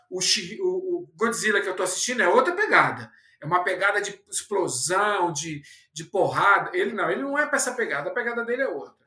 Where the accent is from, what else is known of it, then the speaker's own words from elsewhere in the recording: São Paulo, Brazil; also born or lived in Fortaleza; eu sou paulistano